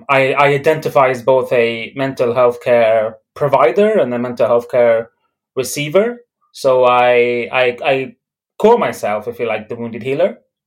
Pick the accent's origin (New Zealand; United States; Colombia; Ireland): Ireland; Dublin, Leinster; also born or lived in Belfast, United Kingdom; So I was born in Belfast. I was raised in Dublin. And my parents, they migrated from Beirut to Belfast.